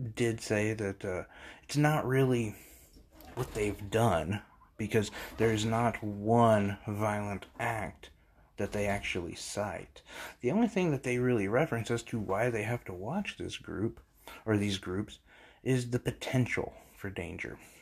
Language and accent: English; United States; as an American